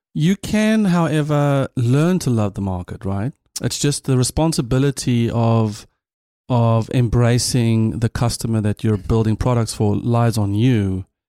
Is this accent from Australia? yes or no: no; South Africa; as a South African